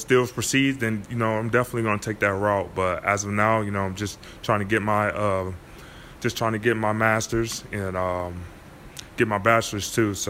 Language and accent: English; Milwaukee, Wisconsin, United States; born or raised there; moved away